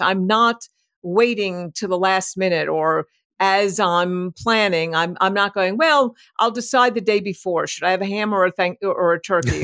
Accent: New York City, New York, United States; moved away; I'm from New York City originally.

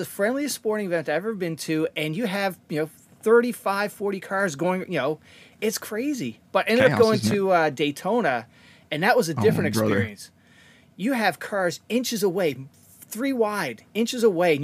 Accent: Canada; now in United States; I grew up in Canada

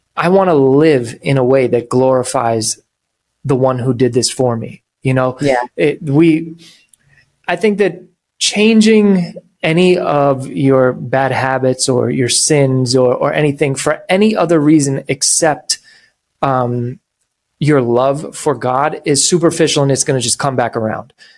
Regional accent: New York, United States; I'm from New York

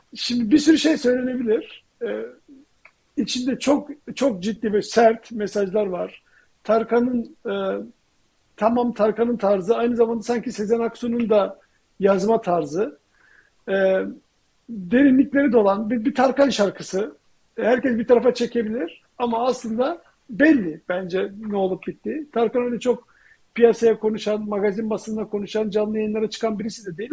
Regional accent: Turkey; now in United States; ben Türkiye'den

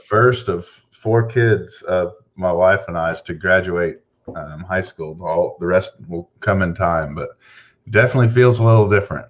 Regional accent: Houston, Texas, United States; I'm from Houston, Texas

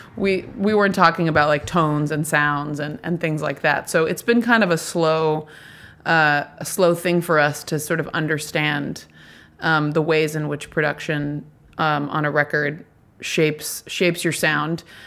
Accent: Nashville, Tennessee, United States; I'm from Nashville

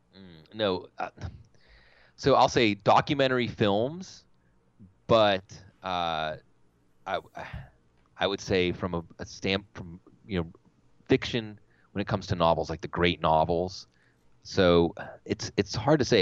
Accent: Pittsburgh, Pennsylvania, United States; I'm from Pittsburgh

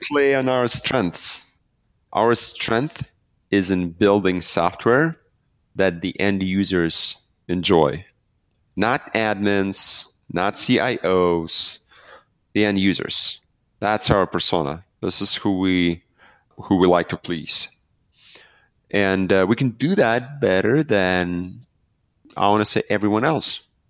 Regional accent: Belarus; I'm from Belarus. We started the company out of Belarus

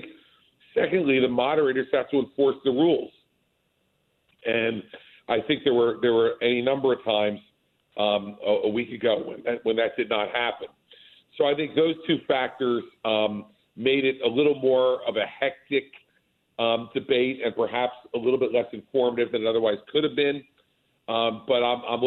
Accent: New Jersey, United States; Today I am actually in New Jersey, doing some fundraising today in my home state.

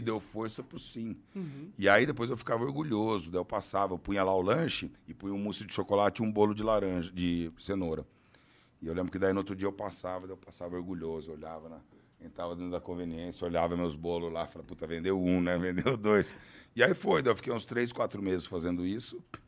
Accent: interior of São Paulo, Brazil; Eu sou do interior de São Paulo

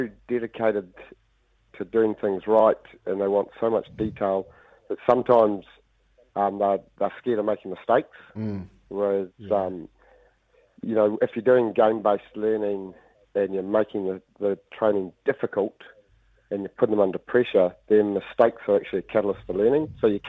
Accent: Italy; I grew up coaching and in Italy, so you're bound to be slightly different, aren't you?

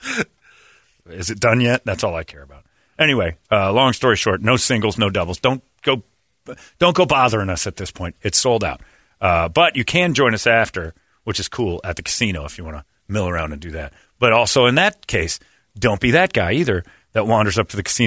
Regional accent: Arizona, United States

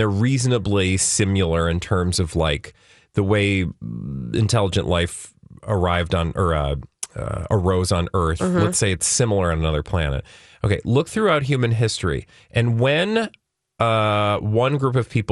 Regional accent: California, United States; I was born in California

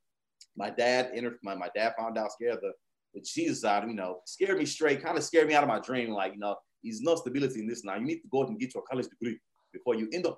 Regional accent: Houston, Texas, United States; being from Houston

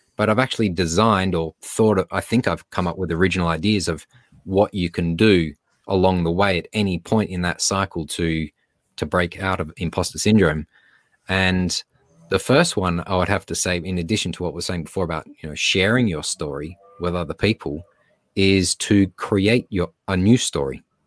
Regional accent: Australia; accent: Australian; now in Los Angeles, United States

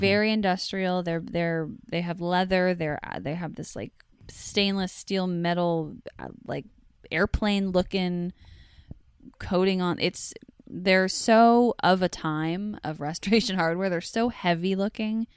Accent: Northern California, United States; moved away; I grew up in California, in Northern California

